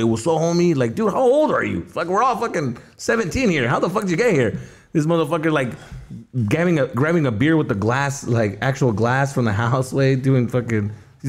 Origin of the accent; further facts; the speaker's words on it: Tucson, Arizona, United States; I grew up in Arizona, in Tucson.